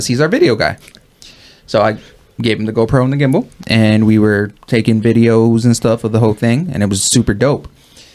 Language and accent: English; New York, United States; moved away; originally, like, from New York